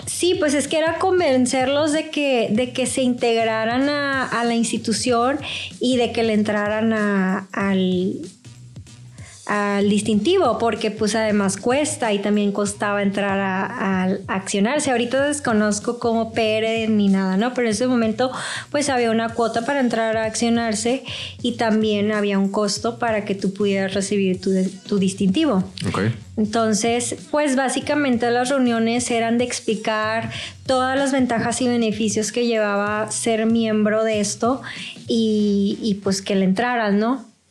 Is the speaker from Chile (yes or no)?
no; Mexico; also born or lived in Mexico City; yo sí soy mexicano